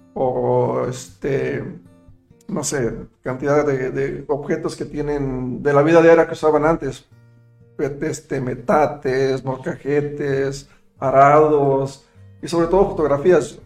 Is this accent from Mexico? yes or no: yes; Mexico; moved away; also born or lived in United States; yo obviamente soy mexicano, pero me siento muy orgulloso de serlo